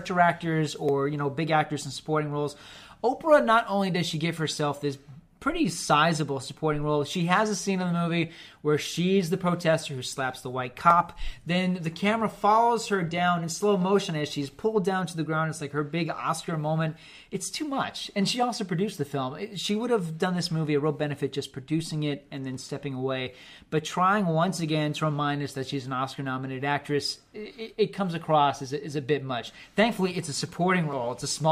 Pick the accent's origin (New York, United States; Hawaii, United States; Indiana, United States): Hawaii, United States; Oahu; growing up in Oahu